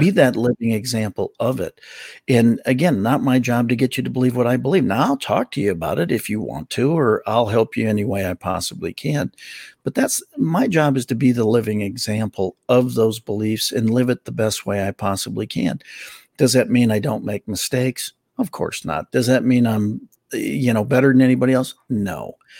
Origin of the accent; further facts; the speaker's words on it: Milwaukee, Wisconsin, United States; I grew up in Milwaukee.